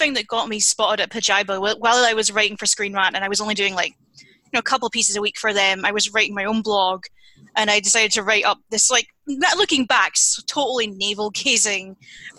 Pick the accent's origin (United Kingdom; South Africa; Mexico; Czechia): United Kingdom; being British